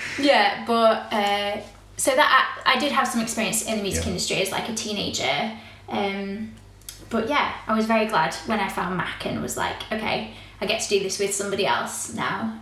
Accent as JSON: {"language": "English", "town": "Rotherham", "region": "Yorkshire and the Humber", "country": "United Kingdom", "also_born_or_lived": "United States", "moved": "as an adult", "lives_now": "Newquay, United Kingdom", "said": "I a girl from Rotherham, Yorkshire"}